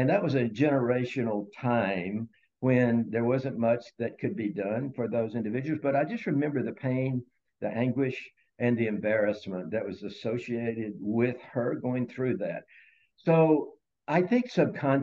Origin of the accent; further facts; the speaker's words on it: Mississippi, United States; also born or lived in Memphis, Tennessee; We moved to Mississippi when I was very young, and then I went through my childhood